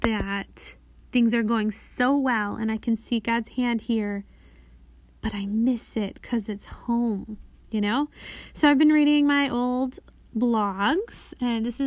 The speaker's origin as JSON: {"language": "English", "country": "United States", "also_born_or_lived": "Brazil", "said": "I am introduced as the American friend"}